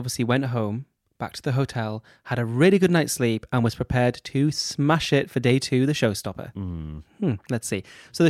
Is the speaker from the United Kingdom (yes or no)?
yes; United Kingdom; We're British.